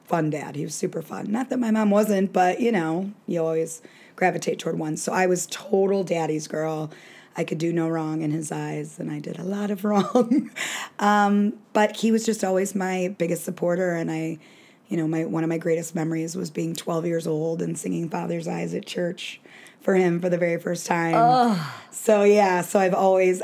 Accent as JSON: {"language": "English", "town": "Hoffman Estates", "region": "Illinois", "country": "United States", "tie": "born or raised there", "said": "I grew up in Hoffman Estates, which is a northwest suburb"}